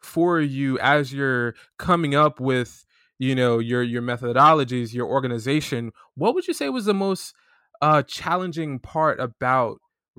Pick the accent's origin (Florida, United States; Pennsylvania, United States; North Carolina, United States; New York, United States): Florida, United States; Because we're both from Florida. But that's a whole other podcast.